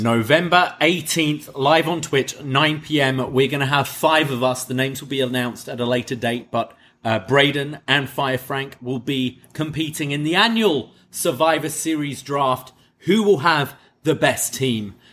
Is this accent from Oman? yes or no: no; United Kingdom; I'm a Brit.